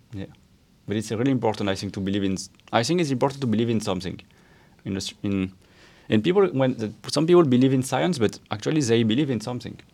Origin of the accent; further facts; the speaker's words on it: France; I was raised in France, mostly